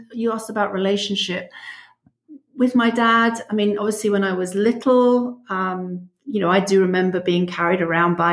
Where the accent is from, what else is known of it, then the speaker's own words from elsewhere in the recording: London, United Kingdom; moved away as an adult; now in South Central Pennsylvania, United States; I was born in London and lived there until I was 36, moved here when I was 36. So most of my life in England.